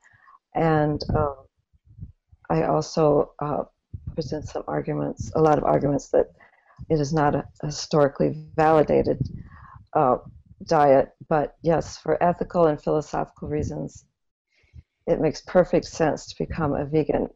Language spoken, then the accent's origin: English; Midwest, United States; I grew up in the Midwest